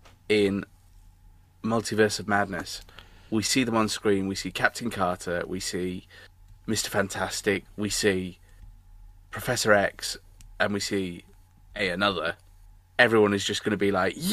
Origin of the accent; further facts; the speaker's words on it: England, United Kingdom; we're English